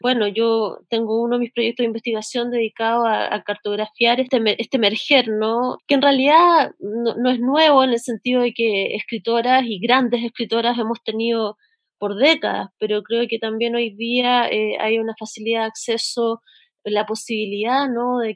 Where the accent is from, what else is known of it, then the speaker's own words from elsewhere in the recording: Santiago, Santiago Metropolitan Region, Chile; en mi país, donde estamos viviendo un estallido social y donde se están reconfigurando los imaginarios, ¿no? Estamos viendo sobre todo un estallido que tiene que ver con la relaboración de los signos y de los símbolos. Eh, hoy día la Plaza de la Dignidad en el centro de la ciudad